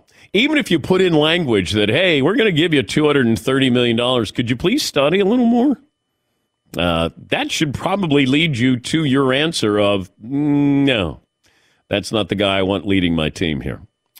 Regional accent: Cincinnati, Ohio, United States; So, and I'm from Cincinnati. I don't root for the Bengals.

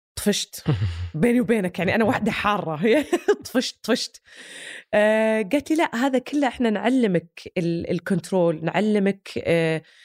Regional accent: Saudi Arabia; كلنا كسعوديين

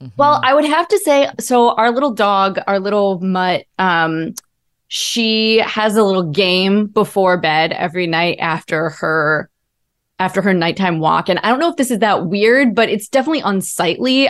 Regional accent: Ohio, United States; I grew up in Ohio

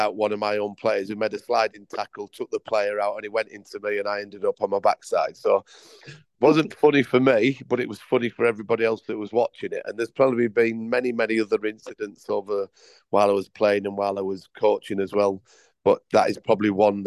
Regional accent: Leeds, Yorkshire and the Humber, United Kingdom; moved away as an adult; also born or lived in Leicester; now in Bengaluru, India; I was brought up in Yorkshire, Leeds, and where I started as a 14-year-old player

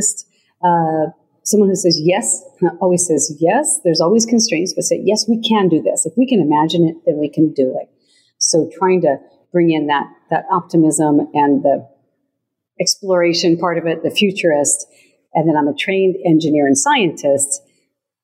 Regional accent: Montana, United States; moved away as an adult; I was a young lady growing up in Montana

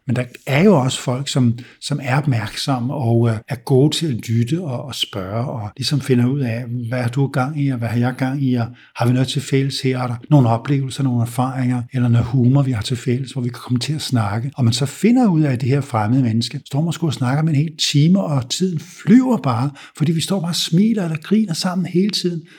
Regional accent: Denmark; also born or lived in United States; vi danskere hader small talk

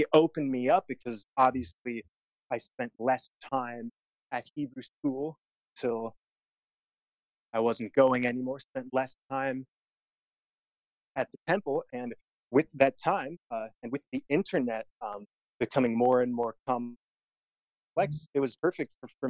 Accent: Detroit, Michigan, United States; Detroit, Michigan.

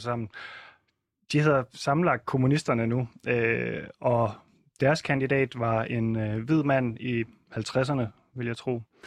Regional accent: Southern Jutland, Southern Denmark, Denmark; jeg er opvokset i Sønderjylland

